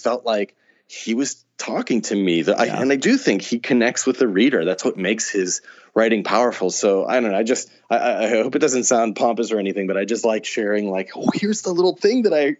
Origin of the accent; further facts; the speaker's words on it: Pittsburgh, Pennsylvania, United States; moved away as an adult; I grew up in Pittsburgh, and I moved away 20 some years ago, and you know, it's now been, I used to go back more frequently, but now it's been several years since I've gone home.